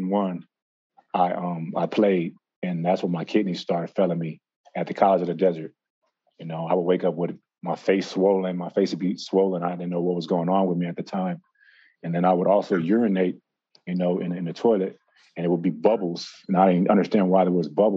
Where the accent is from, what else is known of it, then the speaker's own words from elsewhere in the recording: Los Angeles, California, United States; I grew up in Los Angeles, California.